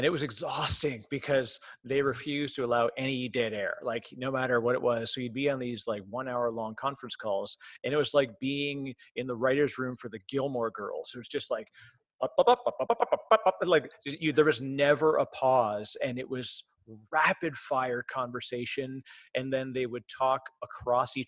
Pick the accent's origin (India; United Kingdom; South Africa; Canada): Canada; I'm Canadian. So I sound strange